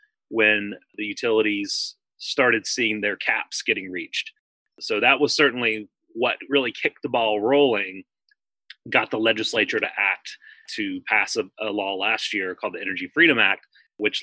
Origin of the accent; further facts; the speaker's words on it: North Carolina, United States; my home state of North Carolina